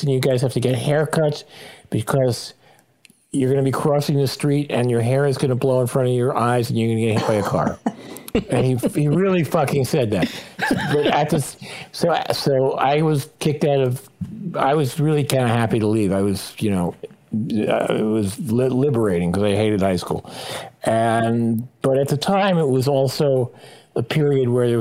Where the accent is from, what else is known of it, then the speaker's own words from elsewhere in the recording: New York City, New York, United States; also born or lived in Manhattan; I was born in Manhattan in Harlem Hospital, which is at the time was called Sloan Hospital for Women. And I grew up in Brooklyn